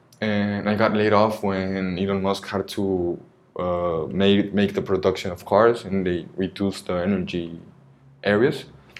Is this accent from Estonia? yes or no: no; Oaxaca, Mexico; English is a second language; also born or lived in Veracruz / United States; now in Mérida, Mexico; And the longest part of my life I've lived in the places in Oaxaca